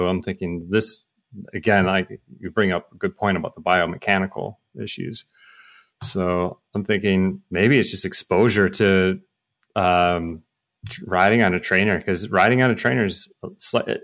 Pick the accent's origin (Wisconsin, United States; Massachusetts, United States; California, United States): Wisconsin, United States; moved away as an adult; now in Perth, Australia; I'm from Wisconsin. We ride indoors all the time in the winter, and then I moved to Perth